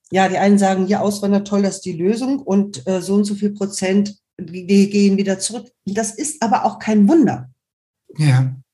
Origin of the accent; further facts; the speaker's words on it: Germany; Also ich weiß zumindest, ich könnte auf Kap Verden auf Dauer nicht leben. Ich bin Deutsche.